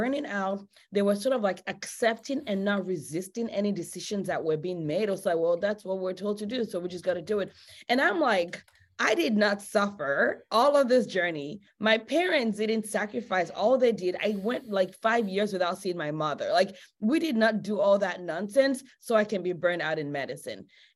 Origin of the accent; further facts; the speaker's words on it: Nigeria; also born or lived in Los Angeles, United States; now in United States; I grew up in Nigeria. I moved to the US about 20 something years ago.